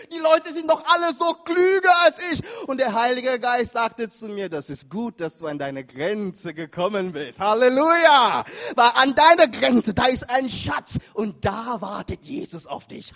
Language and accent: German; Cameroon; moved away; da wo ich herkomme, in Kamerun